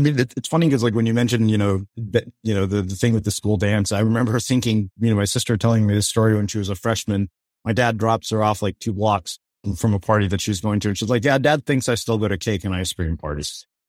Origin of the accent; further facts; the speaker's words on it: College Station, Texas, United States; also born or lived in Edmonton, Alberta / Bryan, Texas; we both grew up in Texas. And both of us grew up in Texas.